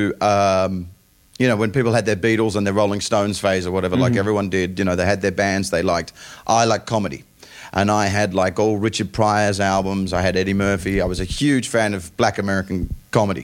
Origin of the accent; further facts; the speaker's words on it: Perth, Western Australia, Australia; moved away as an adult; now in England, United Kingdom; I come from Perth, Western Australia